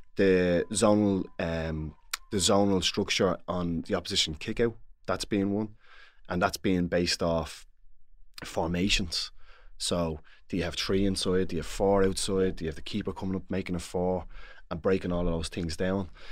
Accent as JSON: {"language": "English", "town": "Dublin", "region": "Leinster", "country": "Ireland", "said": "I'm from Dublin"}